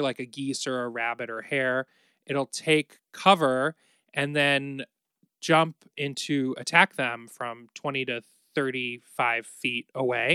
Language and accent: English; Ohio, United States; We're both from Ohio